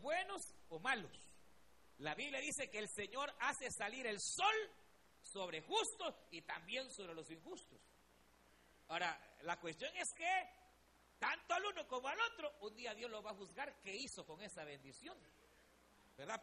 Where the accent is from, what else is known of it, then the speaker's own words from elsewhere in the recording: El Salvador; éramos los salvadoreños